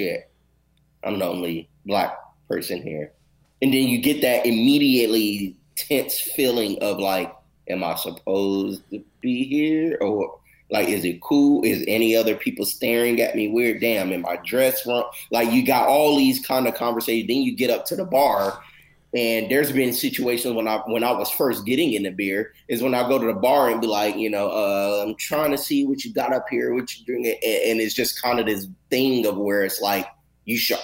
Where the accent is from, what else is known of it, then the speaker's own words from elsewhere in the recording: Louisiana, United States; also born or lived in Arkansas / Los Angeles, California; now in Texas, United States; me growing up in Louisiana and in the South, like Arkansas and things like